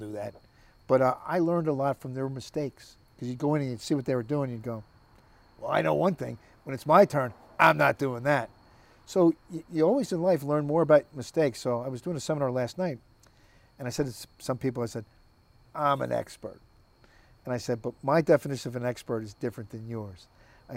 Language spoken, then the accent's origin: English; South Orange, New Jersey, United States; moved away as an adult; also born or lived in Allentown, Pennsylvania / Madison, New Jersey; where I was born and raised in New Jersey, South Orange